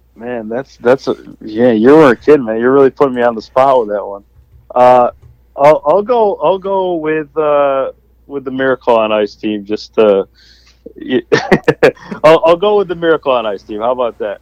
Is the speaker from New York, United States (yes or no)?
yes; Syracuse, New York, United States; I'm from Syracuse originally